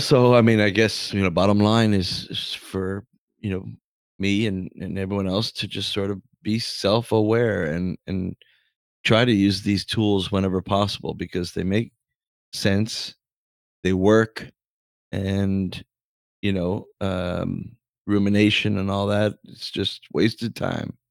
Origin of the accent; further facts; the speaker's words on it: Canada; I'm forty-seven and I'm Canadian for my whole life